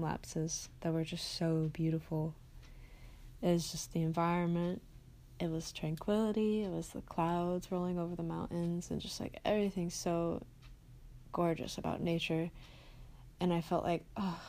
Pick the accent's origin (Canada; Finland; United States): United States; Midwest; I grew up in the Midwest